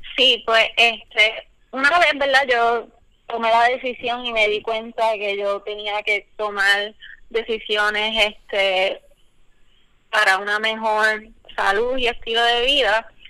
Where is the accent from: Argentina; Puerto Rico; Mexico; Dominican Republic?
Puerto Rico; now in United States; todas nosotras somos profesionales y somos boricuas y estamos en diferentes partes de Estados Unidos